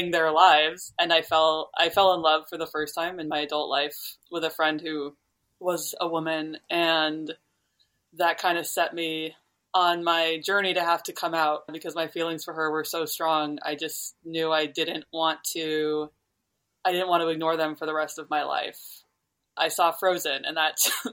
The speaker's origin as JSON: {"language": "English", "region": "New York", "country": "United States", "tie": "born or raised there", "said": "I grew up in New York"}